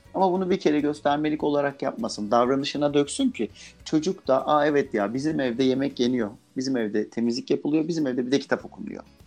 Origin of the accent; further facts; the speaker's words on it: Adana, Turkey; first language Turkish; ben mesela Adanalıyım